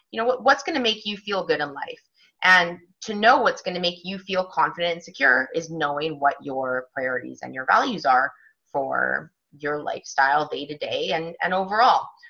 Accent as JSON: {"language": "English", "town": "Vancouver", "region": "British Columbia", "country": "Canada", "also_born_or_lived": "London / France / United States", "moved": "as an adult", "said": "I am originally from Vancouver, Canada"}